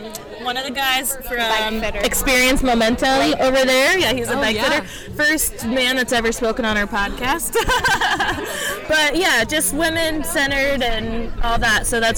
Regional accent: Tahoe, United States; so I'm from Tahoe, so we've got a little audience in Tahoe

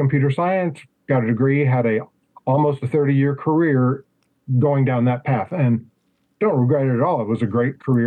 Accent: Louisville, Kentucky, United States; also born or lived in Ohio; I grew up in Louisville

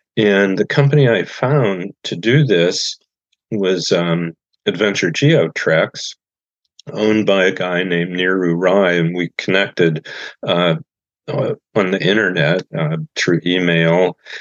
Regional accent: Goshen, Indiana, United States; born or raised there

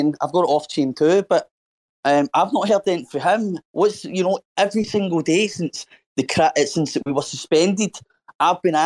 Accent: Scotland, United Kingdom; My dad's English, and I'm Scottish. I'm from Scotland. I've been in Scotland for 30 years and brought up in Scotland

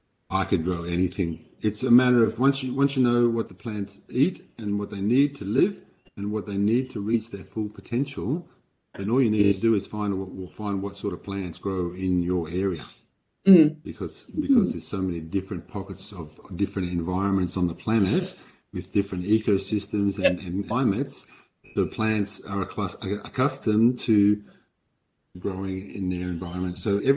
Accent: Denmark; now in Australia; I came from Denmark, not Western Australia, Denmark, but Denmark over in Scandinavia.

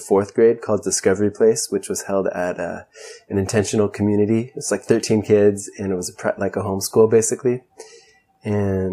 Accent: Ojai, California, United States; also born or lived in Santa Barbara, California; I was born in Santa Barbara, grew up in Ojai, and Ojai is a pretty unique place

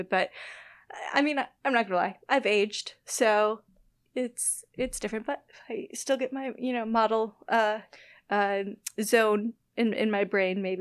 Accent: Illinois-Wisconsin border, United States; accent: Minnesota-type; My hometown accent. I, uh, I grew up right in the Illinois Wisconsin border, and we did we had less of a Chicago accent, more of a more of a Minnesota type accent.

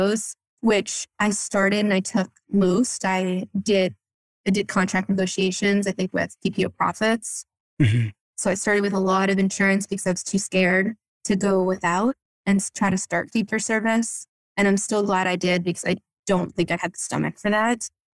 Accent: Florida, United States; moved away as an adult; also born or lived in Boston area, Massachusetts / Vermont / Berkshires, Massachusetts; now in Acton, United States; I grew up in Florida

